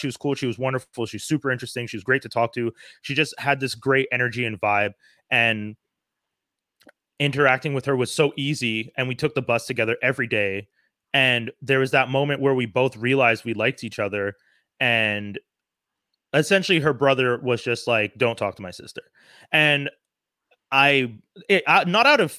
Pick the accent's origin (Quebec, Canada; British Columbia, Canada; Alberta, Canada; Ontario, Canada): Quebec, Canada; Montreal; I grew up in Montreal. I grew up in Côte d'Neige